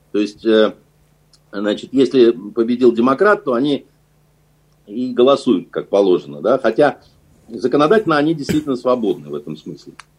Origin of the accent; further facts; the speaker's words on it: Russia; мы из России